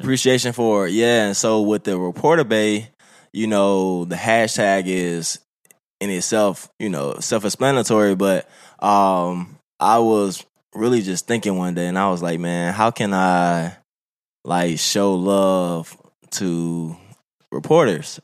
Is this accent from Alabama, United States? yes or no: yes; Birmingham, Alabama, United States; moved away; I'm from Birmingham, Alabama